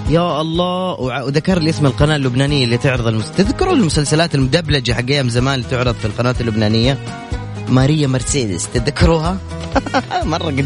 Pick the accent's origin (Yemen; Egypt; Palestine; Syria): Yemen; now in Jeddah, Saudi Arabia; انا من اليمن